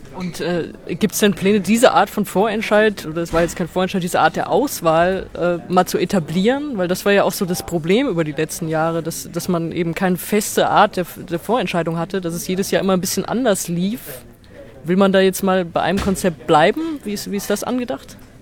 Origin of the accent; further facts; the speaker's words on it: Mainz, Rhineland-Palatinate, Germany; Ich bin in Mainz zur Schule gegangen